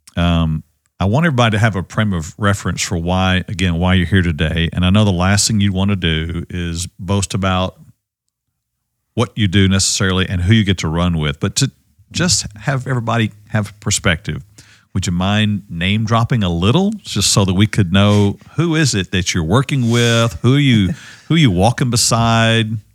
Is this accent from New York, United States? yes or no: no; Ovilla, Texas, United States; I grew up with Wayne, uh, as friend and, uh, and mentor here in Ovilla back in the day